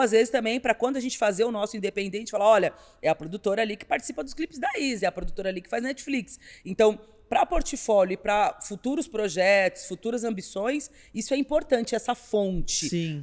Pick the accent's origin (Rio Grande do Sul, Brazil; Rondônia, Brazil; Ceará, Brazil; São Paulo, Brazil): São Paulo, Brazil; also born or lived in Taboão da Serra / Campo Limpo; ter sido nascida e criada na Vila Madalena